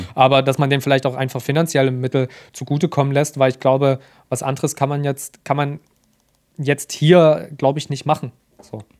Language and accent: German; Germany; in der wir jetzt leben, als Deutsche